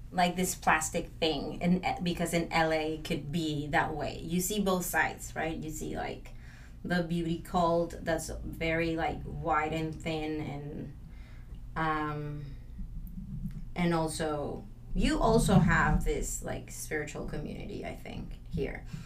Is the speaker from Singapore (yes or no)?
no; Mexico; now in Los Angeles, United States; I am from Mexico and I moved